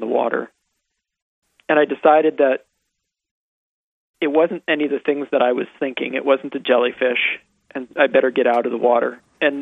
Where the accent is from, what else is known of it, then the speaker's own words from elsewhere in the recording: San Rafael, California, United States; also born or lived in Chicago, Illinois; I grew up in San Rafael, California, out in Lucas Valley, and I moved from Chicago when I was six with my family